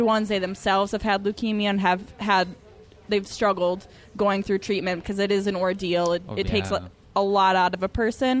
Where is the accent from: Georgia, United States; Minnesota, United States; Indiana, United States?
Minnesota, United States; I'm from Minnesota, so we did the Red, White, and Boom on July 4th.